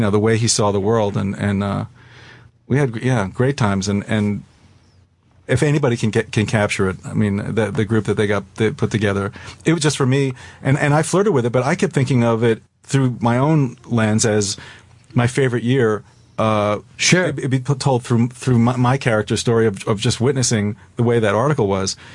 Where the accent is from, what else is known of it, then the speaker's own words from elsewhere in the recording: New York, United States; We're from New York